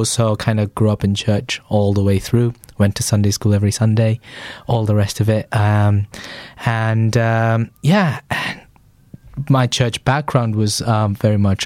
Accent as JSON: {"language": "English", "town": "Chennai", "region": "Tamil Nadu", "country": "India", "tie": "born or raised there", "moved": "as an adult", "lives_now": "England", "said": "So I grew up in a place called Chennai in the southeast of India."}